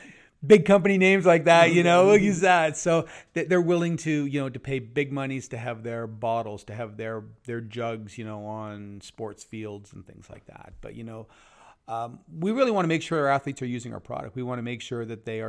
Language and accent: English; Ontario, Canada; It is. Yeah. I grew up in Southern Ontario.